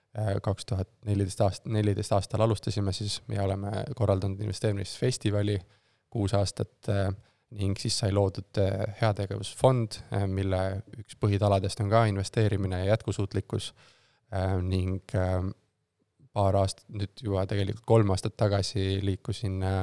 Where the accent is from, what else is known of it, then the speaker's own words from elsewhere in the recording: Tartu, Tartu County, Estonia; moved away as an adult; also born or lived in Tallinn; ma olen siis äh, Tartust äh, pärit, äh, Tartus kasvanud, sündinud ja koolis käinud kuni siis gümnaasiumi lõpuni